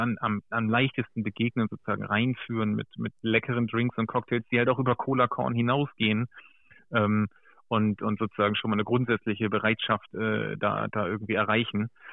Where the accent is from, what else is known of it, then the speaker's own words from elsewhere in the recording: Germany; ich bin zwar äh, sozusagen im Bremer Umland groß geworden